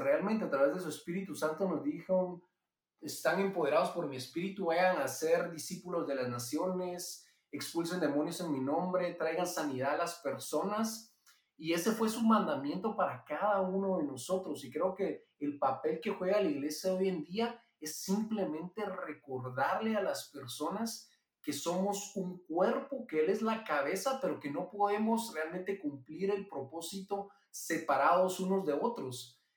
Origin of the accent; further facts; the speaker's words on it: Guatemala; Yo soy guatemalteco, vivo aquí en Guatemala y me crié aquí toda la vida